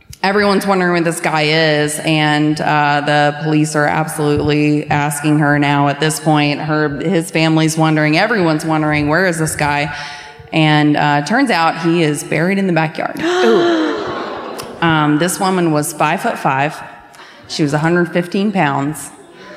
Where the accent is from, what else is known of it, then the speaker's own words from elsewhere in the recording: Scotland Neck, North Carolina, United States; I'm from Scotland Neck, North Carolina.